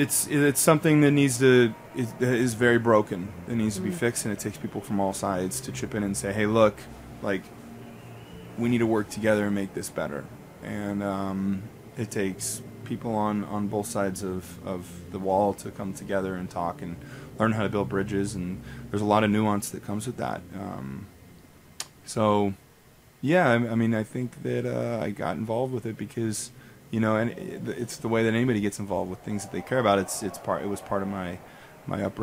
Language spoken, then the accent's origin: English; Las Vegas, Nevada, United States; moved away; also born or lived in Utah; I'm from Vegas